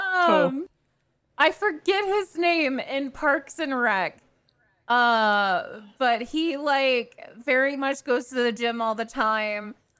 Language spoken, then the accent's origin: English; Atlanta, Georgia, United States; I'm from Atlanta, Georgia